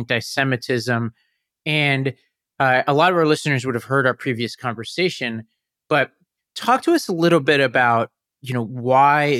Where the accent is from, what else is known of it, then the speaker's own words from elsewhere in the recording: New York City, New York, United States; I grew up in Staten Island in the 9/11 environment